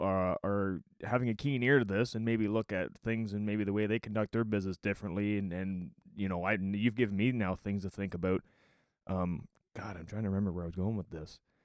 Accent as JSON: {"language": "English", "region": "Ontario", "country": "Canada", "tie": "born or raised there", "said": "I was born in Ontario, So I'm a Canadian"}